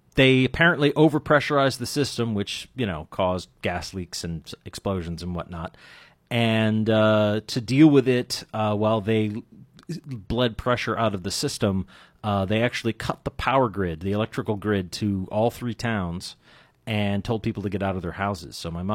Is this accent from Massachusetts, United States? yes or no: yes; Andover, Massachusetts, United States; I grew up in Andover, Massachusetts